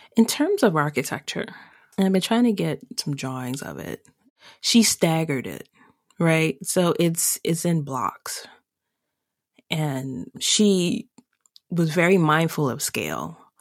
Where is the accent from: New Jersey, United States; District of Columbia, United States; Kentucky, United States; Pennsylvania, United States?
District of Columbia, United States; Washington; I grew up in Chocolate City and I was the majority up until I went into college